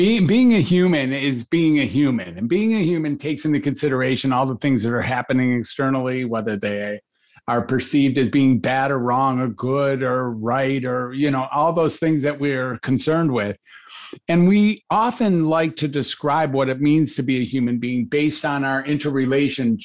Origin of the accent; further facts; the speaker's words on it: Detroit, Michigan, United States; also born or lived in Ann Arbor; I grew up in Detroit